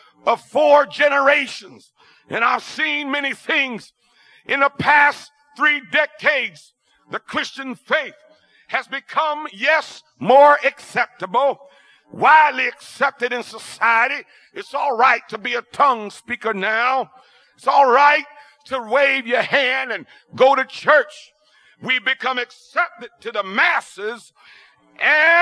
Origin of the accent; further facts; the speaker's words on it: Ohio, United States; I'm from Ohio, and even growing up in Ohio, we had basement cellars